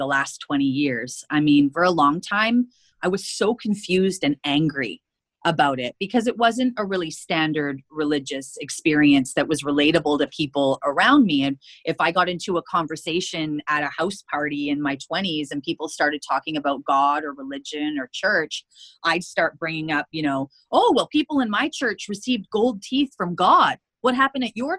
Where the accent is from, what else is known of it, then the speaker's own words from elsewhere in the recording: Prince Rupert, British Columbia, Canada; moved away as an adult; I moved away from Prince Rupert.